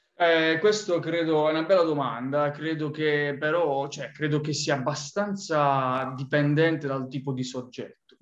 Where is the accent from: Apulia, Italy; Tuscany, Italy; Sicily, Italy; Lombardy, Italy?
Apulia, Italy; moved away; provenendo dal, dal sud Italia, quindi dalla Puglia